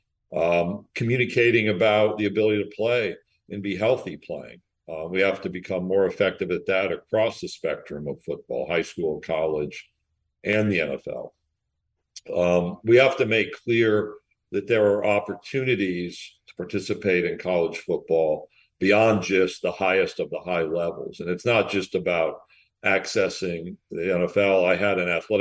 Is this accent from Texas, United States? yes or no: no; outside Syracuse, New York, United States; moved away; I grew up outside Syracuse, New York